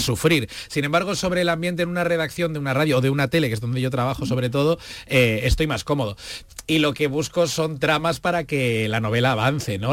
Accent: Vigo, Galicia, Spain; Yo soy de Vigo, yo nací allí, crecí allí y conozco bien las raíces de Galicia

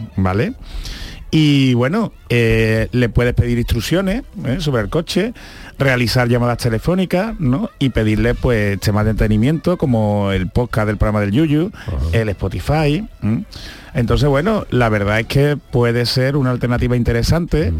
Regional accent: Andalusia, Spain; accent: Andalusian; los que tenemos un acento marcado, como puede ser el andaluz

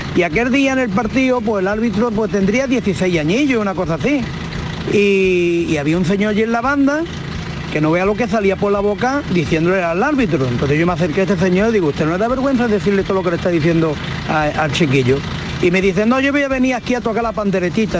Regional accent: Seville, Andalusia, Spain; soy de Sevilla

